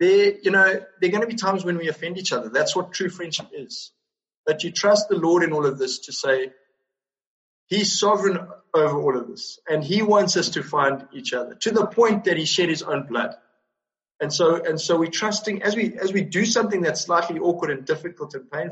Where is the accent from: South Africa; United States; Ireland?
South Africa; as a South African